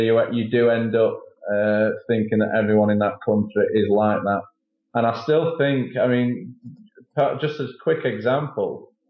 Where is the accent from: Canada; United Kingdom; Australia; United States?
United Kingdom; England; being the Paunch Stevenson Show official British correspondent?